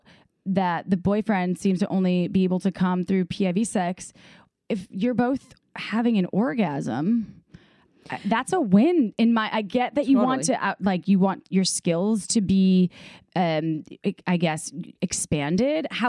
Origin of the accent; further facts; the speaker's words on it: Lake Geneva, Wisconsin, United States; I grew up in Lake Geneva, Wisconsin